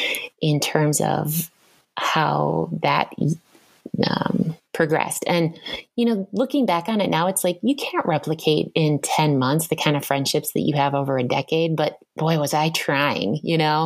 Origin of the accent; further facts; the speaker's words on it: Madison, Wisconsin, United States; also born or lived in Southern California / East Coast; now in Minnesota, United States; I grew up in Madison, Wisconsin